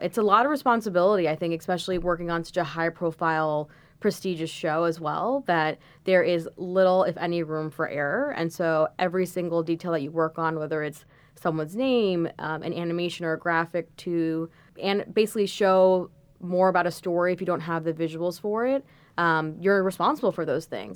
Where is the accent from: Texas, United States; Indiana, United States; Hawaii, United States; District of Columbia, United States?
District of Columbia, United States; Washington, D.C. area; moved away as an adult; also born or lived in Los Angeles; now in New York, United States; I'm originally from the Washington, D C area, Um, I went to high school there